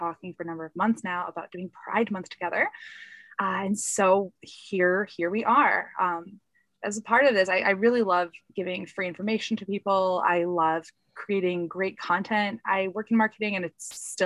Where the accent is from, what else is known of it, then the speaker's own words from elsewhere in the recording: United States; I am Polish American.